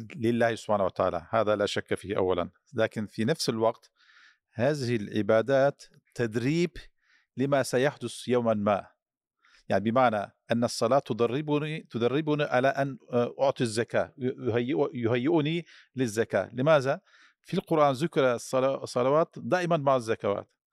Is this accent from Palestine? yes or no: no; Turkey; كمواطن تركي